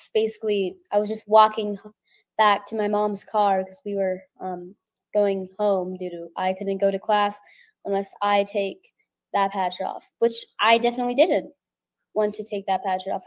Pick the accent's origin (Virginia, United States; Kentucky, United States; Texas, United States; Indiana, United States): Texas, United States; I'm from Texas